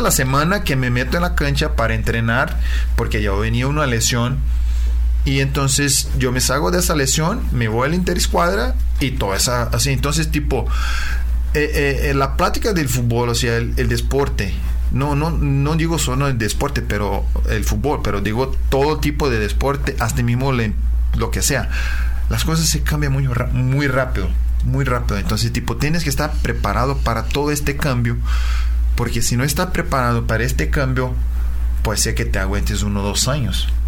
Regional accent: Uberaba, Minas Gerais, Brazil; Spanish is a second language; moved away; yo soy eh, de una ciudad de interior de Brasil, se llama Uberaba, en eh, el estado de Minas Gerais

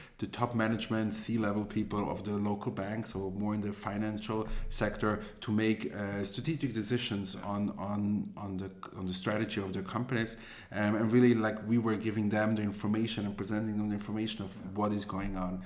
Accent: Zurich, Switzerland; also born or lived in Israel; I grew up here in Zurich. Then after I finished my high school, I moved to Israel

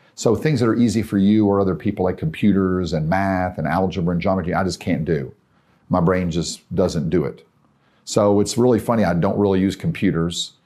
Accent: Tennessee, United States; I'm from Tennessee

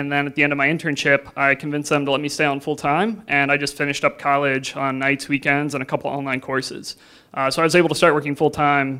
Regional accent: Lexington, Ohio, United States; But I grew up near Mansfield, like halfway between here in Cleveland, very specifically in Lexington, which isn't really known for much at all

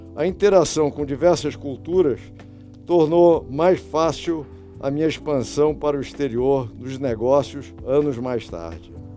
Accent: Rio de Janeiro, Brazil; moved away; Eu nasci no Rio e dos meus 76 anos morei uns 50 anos aqui no Rio, quer dizer, então eu sou sou realmente carioca

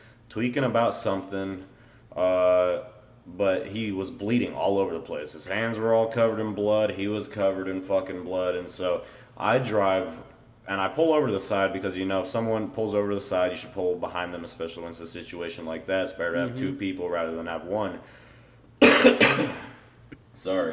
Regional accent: the South, United States

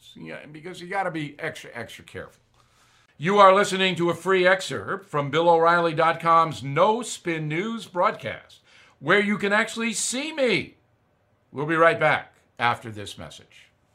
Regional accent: Long Island, New York, United States; my hometown on Long Island

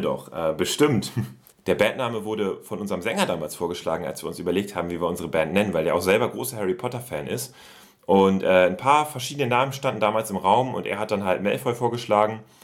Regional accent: Oldenburg, Lower Saxony, Germany; bei uns in Oldenburg, in der Heimatstadt.

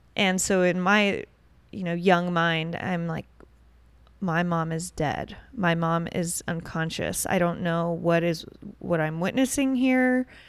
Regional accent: Newport Beach, California, United States; grew up in born and raised in Newport Beach, Huntington Beach, Orange County area

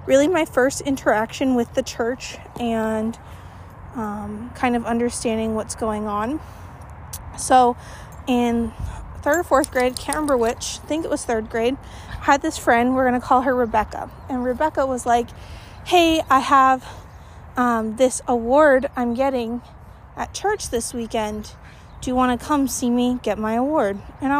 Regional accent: Gilbert, Arizona, United States; I grew up in Gilbert, Arizona, which has an extremely high Mormon population

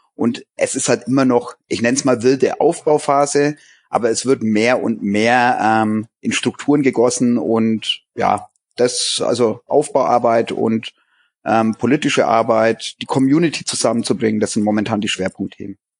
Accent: Germany; bei uns in Deutschland

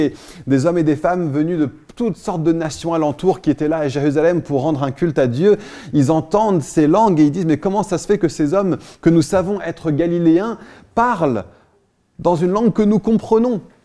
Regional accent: France; also born or lived in Versailles / Paris; en tant que Français

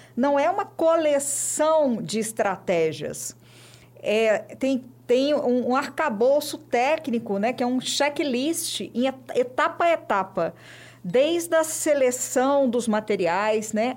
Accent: Belo Horizonte, Minas Gerais, Brazil; Nasci em Belo Horizonte, sou de BH

